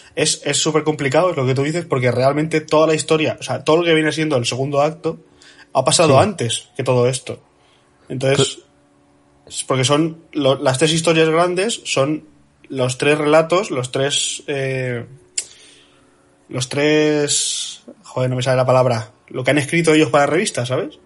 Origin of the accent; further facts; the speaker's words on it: Spain; como buenos españoles